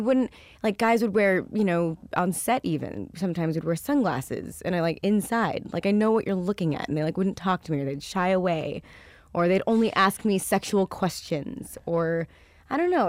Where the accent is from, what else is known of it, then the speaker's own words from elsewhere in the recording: Westlake Village, California, United States; he was my neighbor growing up in Westlake Village